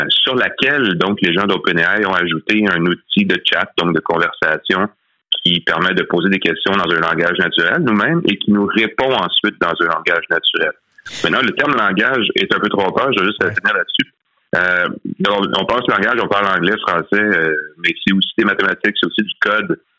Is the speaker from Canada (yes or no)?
yes; Quebec, Canada; nous, ici au Québec